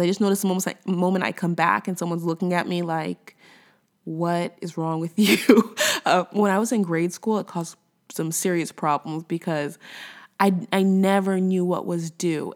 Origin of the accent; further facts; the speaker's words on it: United States; moved away as an adult; also born or lived in Los Angeles, United States; now in Quebec, Canada; I'm American, you know, I'm an American, but I live in Canada